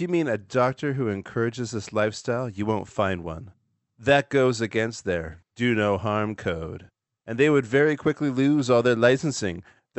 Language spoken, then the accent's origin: English; Canada; I'm from Canada. Good evening from Canada, y'all.